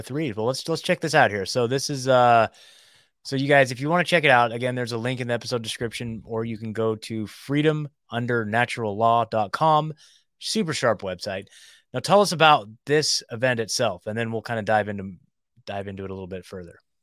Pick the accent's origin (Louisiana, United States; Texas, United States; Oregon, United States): Oregon, United States; moved away as an adult; also born or lived in Eugene, Oregon; now in Nashville, United States; So I lived in Eu, Oregon my whole life.